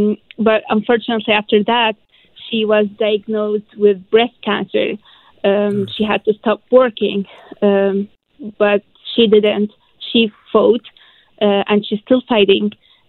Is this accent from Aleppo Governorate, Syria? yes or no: yes; Aleppo, Aleppo Governorate, Syria; English is a second language; also born or lived in Egypt; now in Vancouver, Canada